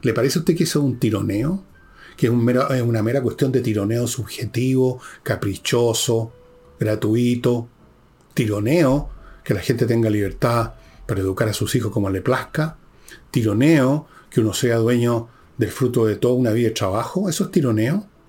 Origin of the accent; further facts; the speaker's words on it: Chile; todos nacimos en el Chile o nos hicimos chilenos